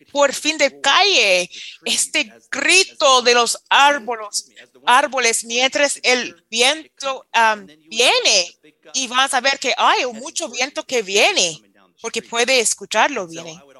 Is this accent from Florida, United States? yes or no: yes; Florida, United States; Spanish is a second language; me recuerda, porque crecí en Florida, es, esa parte de Panhandle